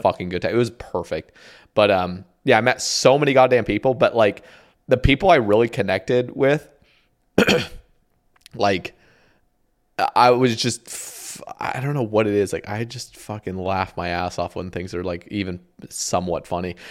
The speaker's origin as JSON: {"language": "English", "region": "Oregon", "country": "United States", "tie": "born or raised there", "also_born_or_lived": "Houston, Texas / Huntsville, Alabama / Eugene, Oregon", "said": "I grew up in Oregon"}